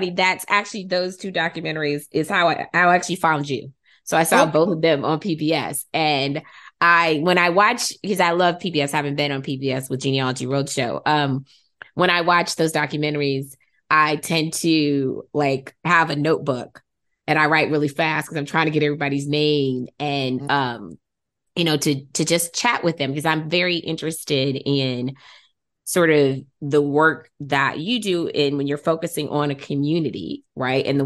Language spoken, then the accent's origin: English; Midwest, United States; Since I'm from the Midwest, I don't know a lot as much about kind of you know Maryland, Virginia, D.C. area at, during that time period right?